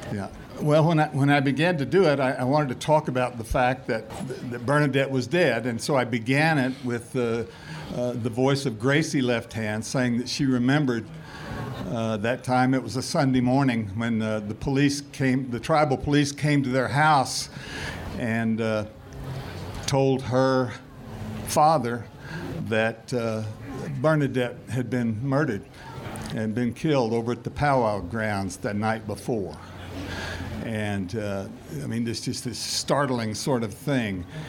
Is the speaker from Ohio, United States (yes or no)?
no; Oklahoma, United States; I was raised in Oklahoma